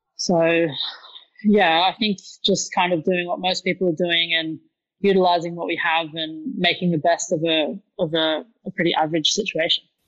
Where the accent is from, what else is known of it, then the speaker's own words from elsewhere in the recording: Newcastle, New South Wales, Australia; moved away as an adult; also born or lived in United Kingdom; now in Sydney, Australia; I'm not uh, native to Sydney, so I'm originally from Newcastle